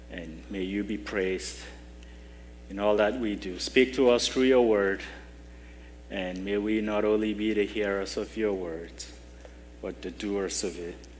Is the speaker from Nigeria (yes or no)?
yes; Nigeria; moved away; growing up in Nigeria, we didn't have much